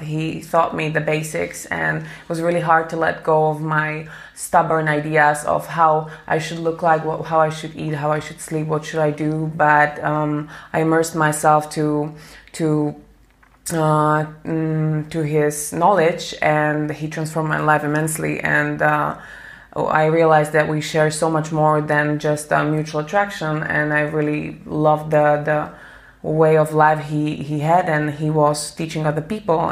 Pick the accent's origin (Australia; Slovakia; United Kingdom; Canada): Slovakia; I'm from Slovakia